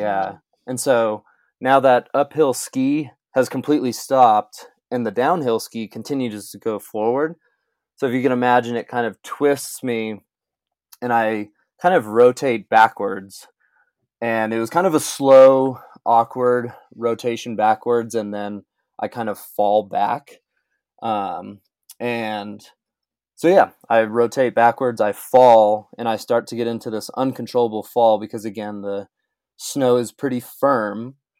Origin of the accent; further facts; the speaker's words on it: Brighton, Colorado, United States; moved away as an adult; also born or lived in Salt Lake City, Utah; now in Cottonwood Heights, United States; I was born and raised in Brighton, Colorado, and I spent twenty-seven years uh, there